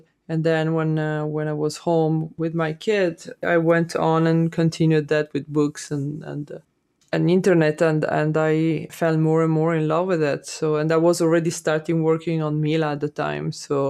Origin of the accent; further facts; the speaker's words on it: Italy; I grew up in Italy, and my mom and my grandmother always talked about the times when war was there